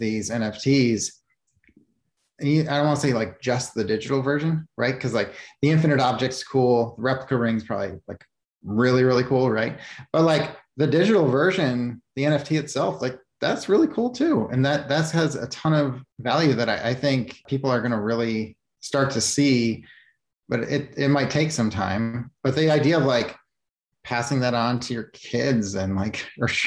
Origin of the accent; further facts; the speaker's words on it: Chicago, Illinois, United States; I grew up in Chicago